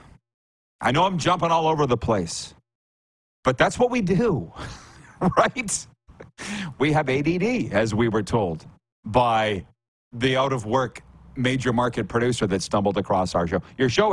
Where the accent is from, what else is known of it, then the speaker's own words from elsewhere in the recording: Saskatchewan, Canada; now in United States; I'm from Saskatchewan.